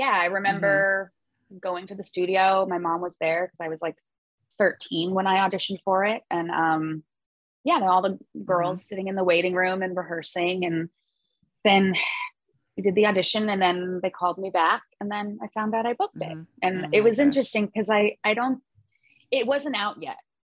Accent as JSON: {"language": "English", "town": "Los Angeles", "region": "California", "country": "United States", "tie": "born or raised there", "said": "I grew up in the Valley."}